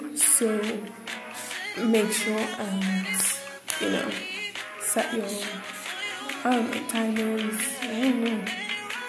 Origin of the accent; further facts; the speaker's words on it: England, United Kingdom; I'm from England